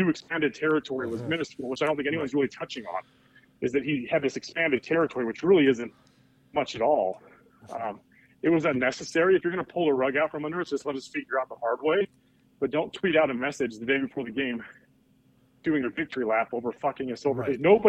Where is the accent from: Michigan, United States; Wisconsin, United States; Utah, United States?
Utah, United States; Provo; I'm from Provo, too.